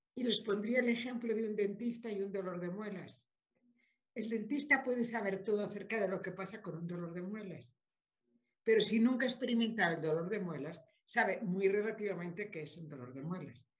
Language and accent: Spanish; Spain; moved away; also born or lived in Mexico; por nacimiento soy española